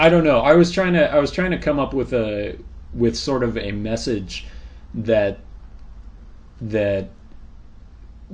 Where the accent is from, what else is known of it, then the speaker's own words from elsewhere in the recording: Bay Area around San Francisco, California, United States; moved away; I grew up in the Bay Area around San Francisco, California